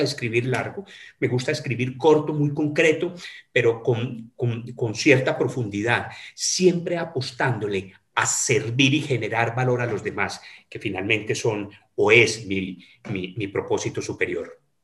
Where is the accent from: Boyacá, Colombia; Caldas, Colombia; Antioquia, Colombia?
Caldas, Colombia; Manizales; moved away as an adult; now in Cali, Colombia; estudié en mi colegio en la ciudad de Manizales, en mi ciudad natal